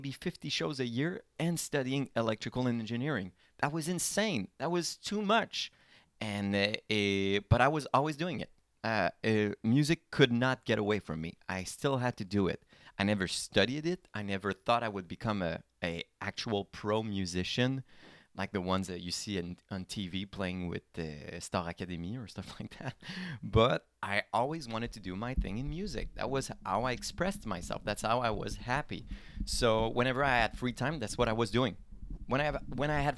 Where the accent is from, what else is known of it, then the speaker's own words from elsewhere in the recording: Lorraine, Quebec, Canada; also born or lived in Rosemère, Quebec; I come from Lorraine. Okay. So Rosemère, the La Rive Nord. So the North Shore, okay, above Laval.